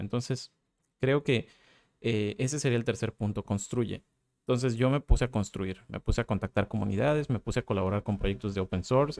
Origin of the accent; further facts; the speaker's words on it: Mérida, Yucatán, Mexico; en mi ciudad natal, en Mérida